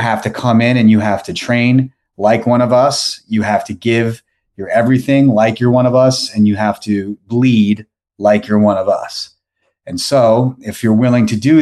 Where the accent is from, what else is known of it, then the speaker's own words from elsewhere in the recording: New York, United States; moved away as an adult; also born or lived in Boca Raton, Florida; now in Florida, United States; I'm from America. I'm American, from New York